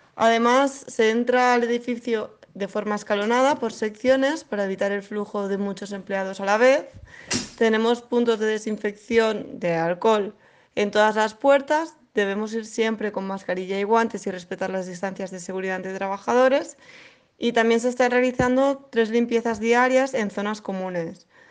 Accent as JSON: {"language": "Spanish", "town": "Barcelona", "region": "Catalonia", "country": "Spain", "said": "soy de Barcelona"}